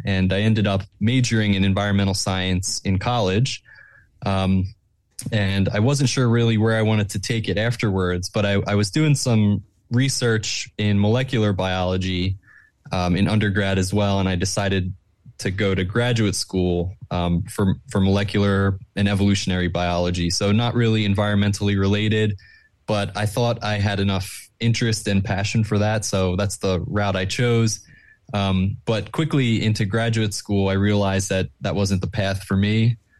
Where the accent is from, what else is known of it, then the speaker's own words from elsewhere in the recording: Plymouth Meeting, Pennsylvania, United States; I grew up in, um, Plymouth Meeting